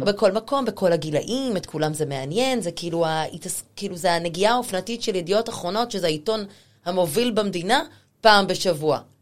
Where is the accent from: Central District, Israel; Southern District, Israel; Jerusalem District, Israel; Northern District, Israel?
Central District, Israel; Rehovot; moved away as an adult; now in Tel Aviv, Israel; אני לא מתל אביב, אני מרחובות